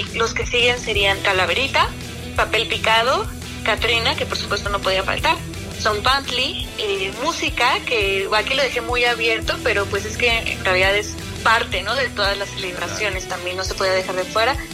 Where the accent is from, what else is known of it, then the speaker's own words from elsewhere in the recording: Oaxaca, Mexico; para mí como oaxaqueña